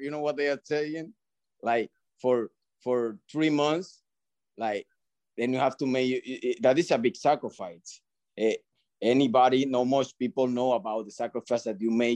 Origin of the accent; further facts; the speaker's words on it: Dominican Republic; English is a second language; now in Miami, United States; I learned English in Dominican